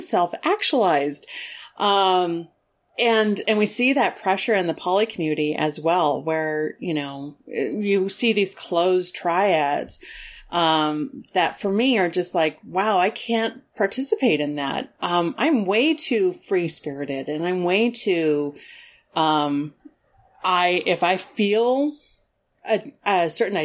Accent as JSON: {"language": "English", "region": "Southern Colorado", "country": "United States", "tie": "born or raised there", "said": "Mexican American and growing up in Southern Colorado"}